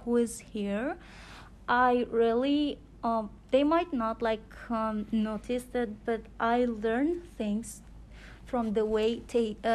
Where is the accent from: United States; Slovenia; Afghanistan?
Afghanistan; English is a second language; moved away as an adult; now in Canada; I'm from Afghanistan. I lived there like 19 and a half years. I born there and I raised there.